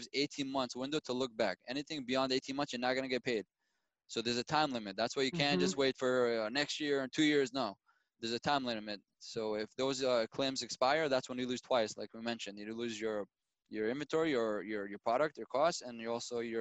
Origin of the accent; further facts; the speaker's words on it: Israel; I was born and raised in Israel